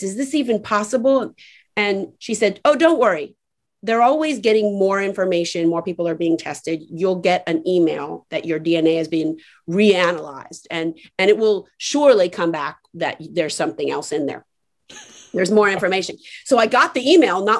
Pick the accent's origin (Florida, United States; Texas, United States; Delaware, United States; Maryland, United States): Florida, United States; Miami; born or raised there; also born or lived in Atlanta